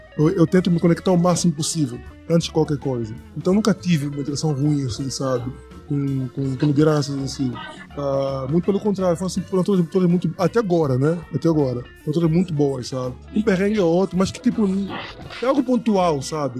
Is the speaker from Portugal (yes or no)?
no; Angola; now in Brazil; eu sou africano, eu venho de Angola